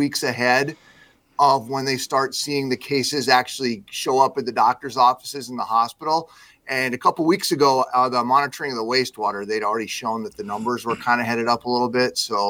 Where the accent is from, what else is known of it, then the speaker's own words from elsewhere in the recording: Midwest, United States; I'm a Midwesterner.